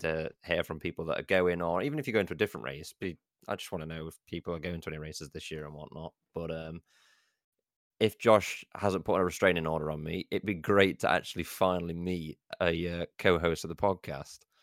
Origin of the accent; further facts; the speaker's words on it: Derbyshire, East Midlands, United Kingdom; moved away as an adult; now in Brighton, United Kingdom; I'm going from Brighton back home to Derbyshire